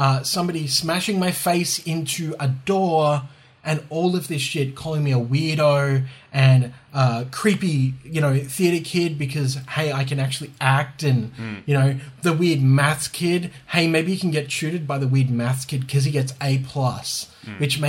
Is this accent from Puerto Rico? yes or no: no; Australia; we're Australian